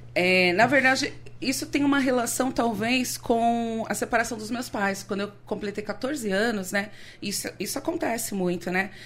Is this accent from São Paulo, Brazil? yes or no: yes; São Paulo, Brazil; eu nasci aqui em São Paulo. Eu sou filha de nordestinos